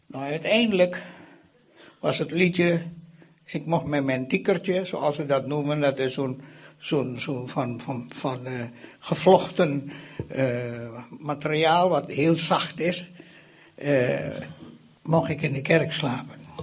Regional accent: Indonesia; now in Netherlands; Indonesië, waar ik vandaan kom.

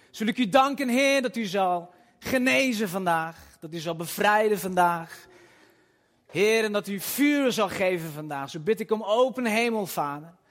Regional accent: Nivelles, Walloon Brabant, Belgium; born there; ben 44 jaar, geboren in Nijvel

